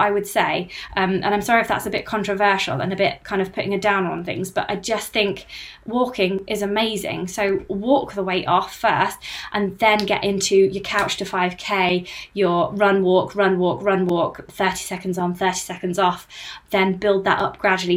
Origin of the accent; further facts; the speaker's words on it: United Kingdom; I'm British